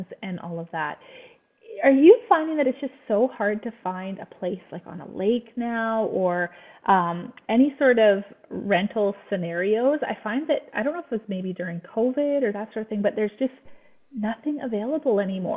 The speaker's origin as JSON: {"language": "English", "town": "Port Alberni", "region": "British Columbia", "country": "Canada", "tie": "born or raised there", "said": "I grew up on Sprout Lake"}